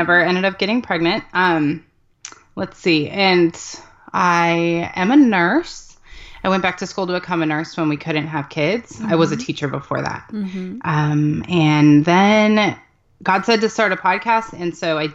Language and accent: English; Mesa, Arizona, United States; born or raised there; moved away as an adult; also born or lived in Southern California; now in Texas, United States